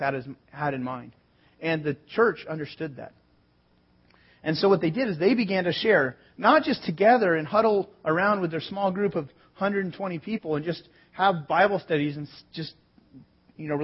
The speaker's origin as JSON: {"language": "English", "town": "San Jose", "region": "California", "country": "United States", "tie": "born or raised there", "also_born_or_lived": "Sonoma, California", "said": "I was born in San Jose, lived in Sonoma, north of San Francisco"}